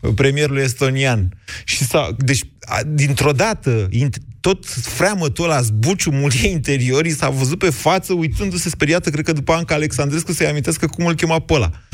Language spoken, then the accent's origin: Romanian; Oltenia, Romania; eu sunt oltean